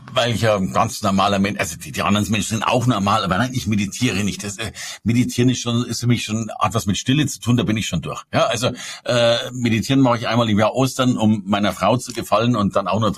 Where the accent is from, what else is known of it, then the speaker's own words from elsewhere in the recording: Bavaria, Germany; Also ich komme aus Bayern und in Bayern darfst du mit 14 Jahren aus der Kirche austreten